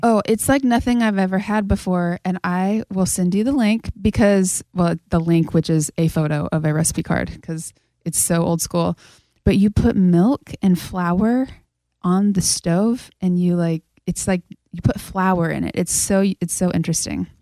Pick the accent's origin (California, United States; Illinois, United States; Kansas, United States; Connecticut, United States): Kansas, United States; moved away as an adult; now in Nashville, United States; back in my hometown right now with a bunch of girls that I grew up